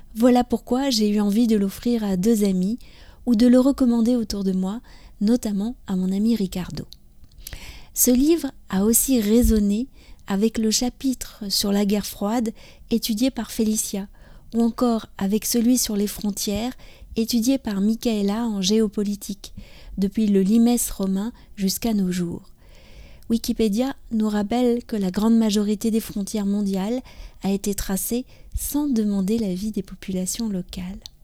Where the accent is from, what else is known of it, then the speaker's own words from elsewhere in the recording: France; je suis française, j'habite près de Paris